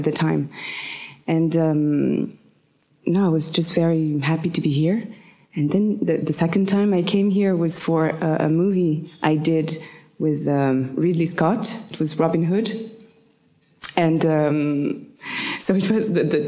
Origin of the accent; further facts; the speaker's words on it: Paris, Île-de-France, France; English is a second language; I was born in Paris. I was born in the Quartier Latin